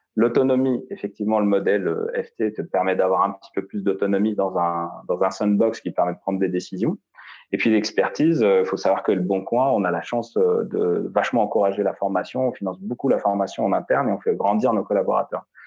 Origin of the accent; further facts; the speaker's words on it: Algeria; moved away as an adult; now in France; je suis né en Algérie, j'ai grandi en Algérie euh, jusqu'à jusqu'à ce que j'empoche mon bac S.